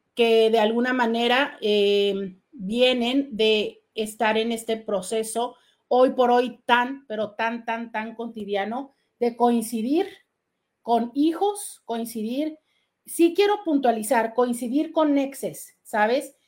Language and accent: Spanish; Mexico; nada más somos mexicanos en estos días